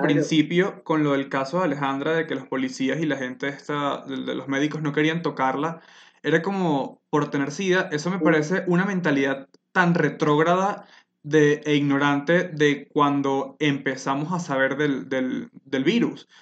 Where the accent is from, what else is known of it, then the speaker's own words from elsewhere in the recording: Venezuela; now in Colombia; soy una persona venezolana que vive en Colombia desde hace un buen tiempo